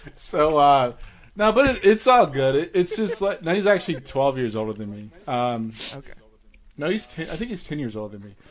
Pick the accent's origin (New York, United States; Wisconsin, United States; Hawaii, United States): New York, United States; New York City; moved away; we stayed in the PJs in Staten Island.